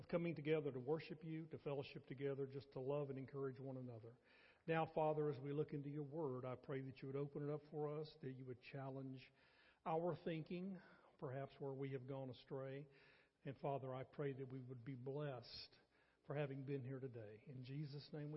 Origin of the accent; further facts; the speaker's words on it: North Carolina, United States; now in Athens, TX, United States; as a small boy growing up in North Carolina